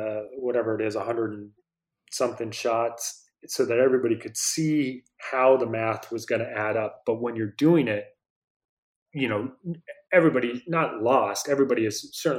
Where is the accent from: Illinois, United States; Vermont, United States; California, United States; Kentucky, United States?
Vermont, United States; When I grew up in Vermont